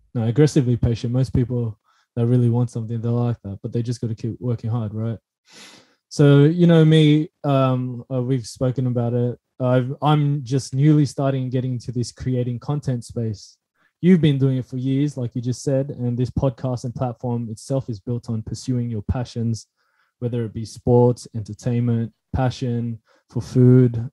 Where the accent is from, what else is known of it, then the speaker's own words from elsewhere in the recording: Philippines; I'm Filipino